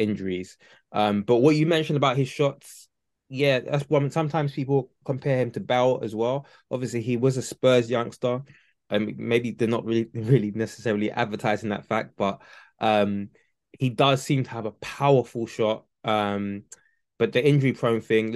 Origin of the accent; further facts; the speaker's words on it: Nigeria; I'm Nigerian